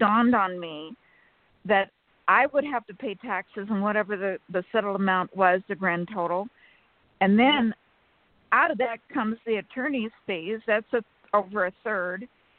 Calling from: California, United States; from California.

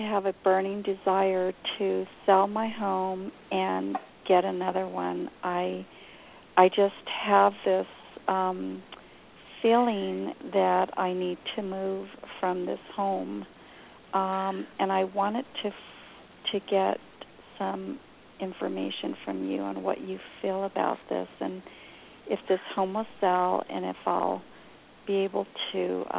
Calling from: New Mexico, United States

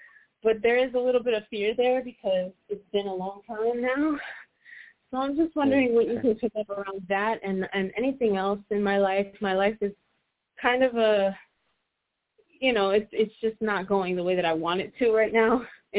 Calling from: Puerto Rico; I'm calling from Puerto Rico.

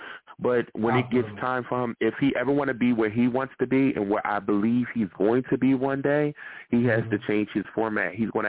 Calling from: New York, United States; I'm actually calling from New York right now, but I used to live in L.A.

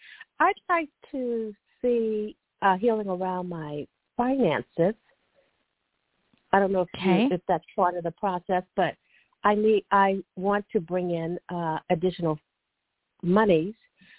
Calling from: California, United States

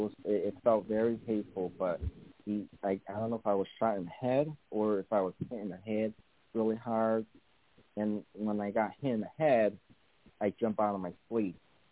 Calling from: Connecticut, United States; I'm also from Connecticut.

